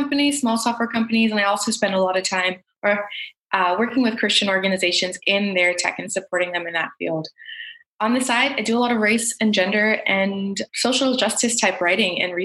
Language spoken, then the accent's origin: English; United States; I am from South India, so South Asian. I'm a second gen immigrant. So my parents arrived about 2 months before I was born in the US